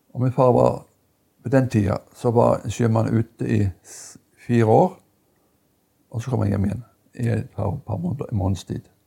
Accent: Lista, Agder, Norway; jeg vokste opp på Lista. Og gikk min barneskole

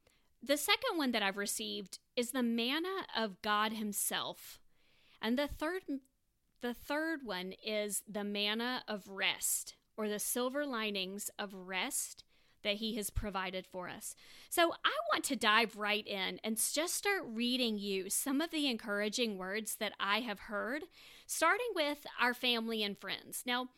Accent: Tampa, Florida, United States; moved away as an adult; now in Birmingham, United States; I am currently in grad school at Samford University in Birmingham. I am originally from Tampa, Florida, and that's where most of my family resides.

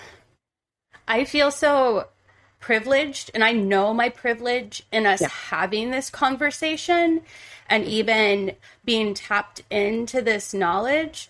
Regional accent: Ohio, United States; moved away; I'm from middle America. I'm from like, you know, Ohio, the heartland

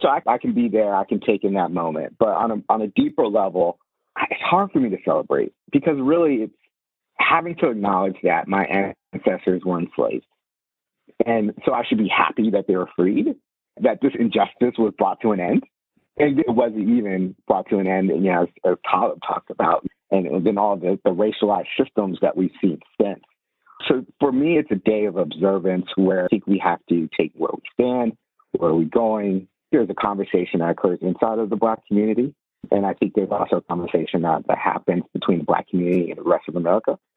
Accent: Virginia, United States; growing up in Northern Virginia or the Washington D.C. area

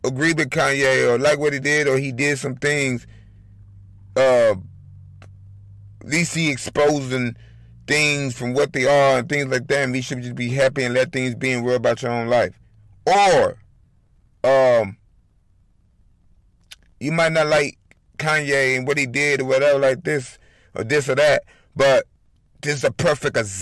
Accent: Elgin, Illinois, United States; also born or lived in Chicago, Illinois; I was born in Chi-Town, damn it, okay. Raised in Elgin, Illinois

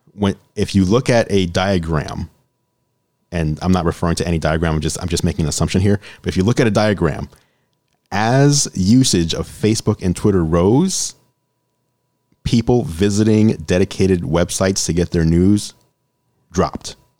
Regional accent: New York City, New York, United States; moved away as an adult; also born or lived in Olympia; now in Seattle, United States; I grew up in New York City

